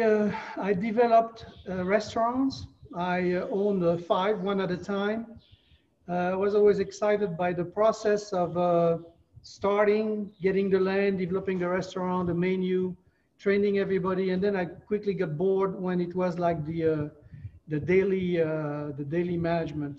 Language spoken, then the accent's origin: English; France; moved away as an adult; also born or lived in Brevard County, Florida; now in Florida, United States; I moved from France when I was 24 years old.